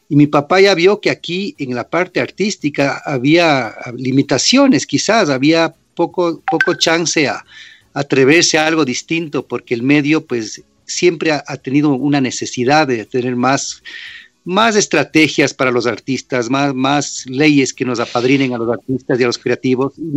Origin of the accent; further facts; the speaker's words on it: New York, United States; born there; Pero claro, nací en el 65 en Nueva York y mi padre fue un gran restaurador en esas épocas